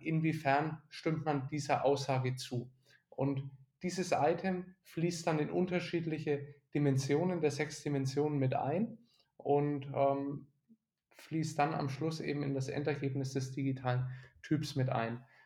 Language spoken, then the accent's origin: German; Nuremberg, Bavaria, Germany; also born or lived in Bamberg; Ich bin in Nürnberg aufgewachsen